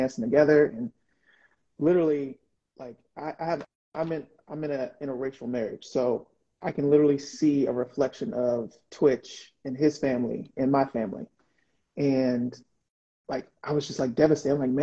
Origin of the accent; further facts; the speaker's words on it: Prince George's County, Maryland, United States; I was born and raised in Prince George's County